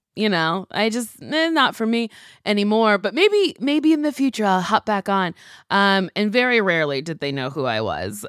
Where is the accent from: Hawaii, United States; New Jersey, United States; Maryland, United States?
New Jersey, United States; moved away as an adult; also born or lived in New York; now in Los Angeles, United States; I grew up in Jersey, we would go to the city a lot